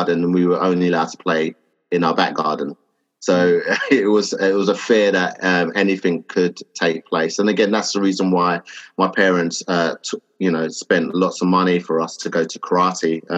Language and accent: English; London, United Kingdom; also born or lived in Enfield; I was born and raised in Hackney in Stoke Newington, and so it was predominantly a black area